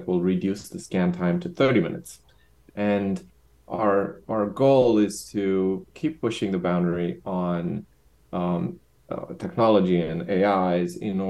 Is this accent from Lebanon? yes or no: no; Romania; moved away; also born or lived in Bucharest; I'm originally from Romania.